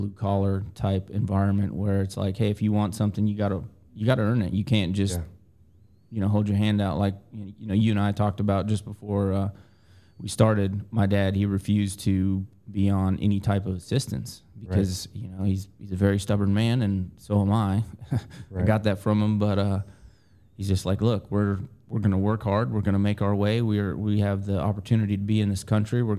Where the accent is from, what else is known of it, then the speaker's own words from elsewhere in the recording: Chihuahua, Mexico; now in Georgia, United States; So I'm originally from, I was born in Chihuahua, Mexico